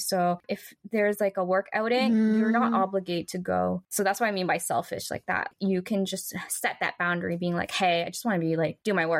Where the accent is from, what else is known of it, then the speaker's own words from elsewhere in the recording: Canada; moved away as an adult; now in Japan; For me, my home country is in Canada.